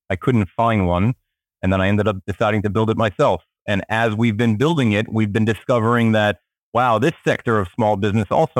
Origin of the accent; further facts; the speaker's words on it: Israel; also born or lived in Miami, United States; now in New York, United States; I currently live in New York, although I'm originally from Israel and lived for a very long time in Miami.